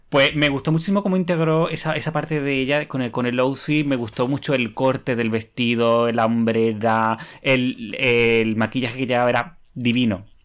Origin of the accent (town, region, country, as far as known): Cádiz, Andalusia, Spain